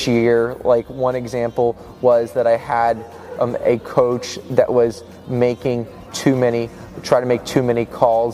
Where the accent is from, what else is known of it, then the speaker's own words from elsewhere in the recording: Bethesda, Maryland, United States; moved away as an adult; also born or lived in Boston, Massachusetts; I'm originally from Bethesda, Maryland, but I'm moving to Boston, Massachusetts